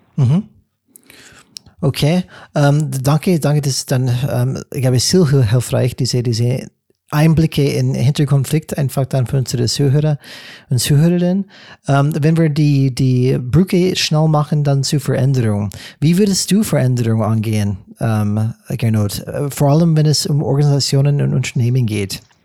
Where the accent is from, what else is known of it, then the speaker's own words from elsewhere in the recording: United States; German is a second language; now in Germany; als Amerikaner